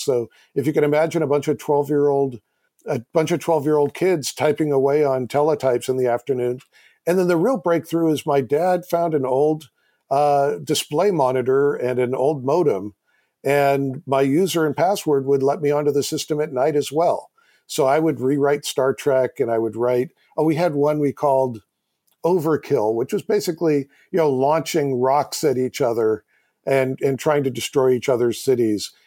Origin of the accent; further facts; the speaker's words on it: Silicon Valley, California, United States; I grew up in Silicon Valley.